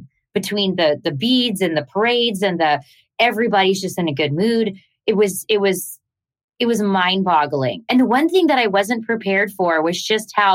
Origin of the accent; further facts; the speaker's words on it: Canada; I'm Canadian.